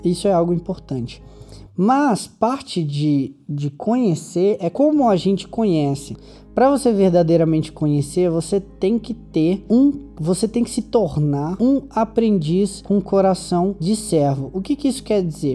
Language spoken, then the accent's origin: Portuguese; Brazil; sou do Brasil